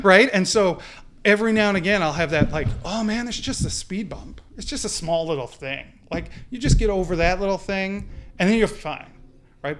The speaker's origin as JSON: {"language": "English", "region": "Newfoundland and Labrador", "country": "Canada", "tie": "born or raised there", "said": "growing up in Newfoundland, we were part of the United Church"}